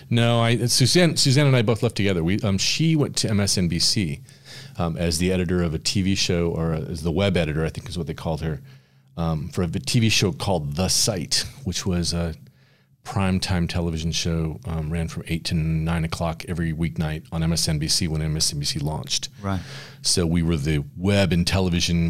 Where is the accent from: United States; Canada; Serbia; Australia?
United States; San Francisco, California; I grew up in the Bay Area in San Francisco